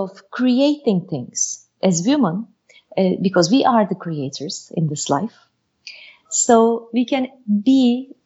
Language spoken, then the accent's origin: English; Turkey; also born or lived in Bursa, Turkey / Istanbul, Turkey; I was born and raised in Turkey, in Bursa and Istanbul